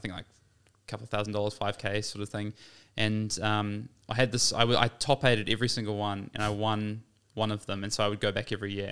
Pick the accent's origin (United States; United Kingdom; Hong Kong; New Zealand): New Zealand; as a New Zealander